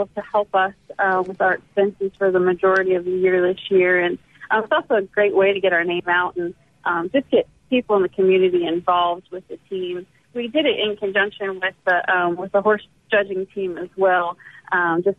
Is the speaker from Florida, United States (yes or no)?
no; Pennsylvania, United States; moved away as an adult; also born or lived in Texas / New Mexico / Tennessee; now in Mississippi, United States; grew up in Pennsylvania